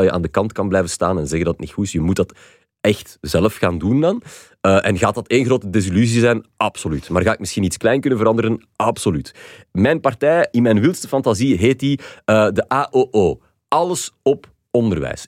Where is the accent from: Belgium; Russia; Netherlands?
Belgium; Flanders; wij als Vlaming